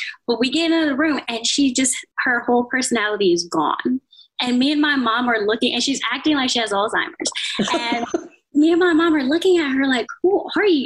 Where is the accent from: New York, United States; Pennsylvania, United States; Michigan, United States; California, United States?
California, United States; San Diego; I spent the rest of my growing up in San Diego